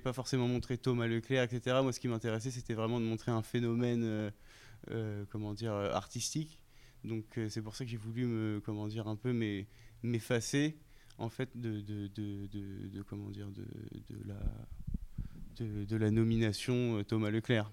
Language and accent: French; Reims, Grand Est, France; celle de Reims, euh, là où j'ai grandi